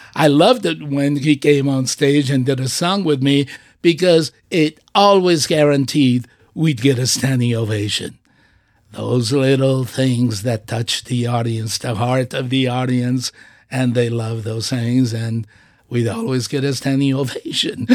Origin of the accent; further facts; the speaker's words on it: Portugal; now in United States; I have pride in being Portuguese. I have pride in being an American by choice